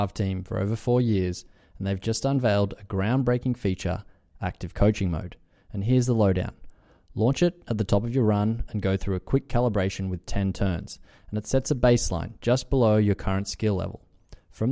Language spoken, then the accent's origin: English; Australia; being an Australian